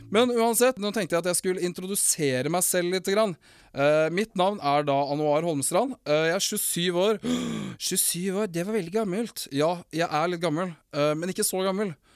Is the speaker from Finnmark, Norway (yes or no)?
yes; Finnmark, Norway; accent: Finnmark dialect; moved away; also born or lived in Morocco